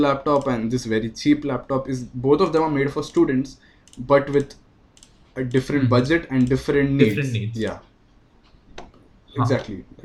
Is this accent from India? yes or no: yes; India; as Indian